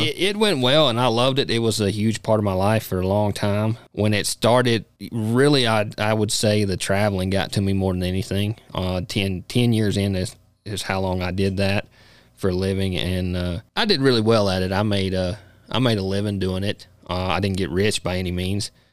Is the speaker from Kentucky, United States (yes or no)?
yes; Kentucky, United States; moved away as an adult; now in Casper, United States; I was born and raised in Kentucky, uh, you know, now live in Casper, Wyoming.